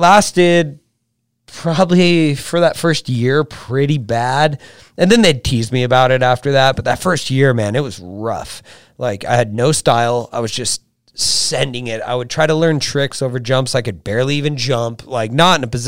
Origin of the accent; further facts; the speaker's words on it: Huntington Beach, California, United States; I grew up in Huntington Beach, California